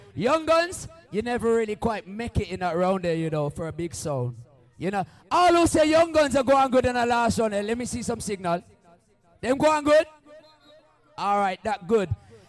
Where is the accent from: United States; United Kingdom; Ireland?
United Kingdom; England; the UK sound there, we're from England.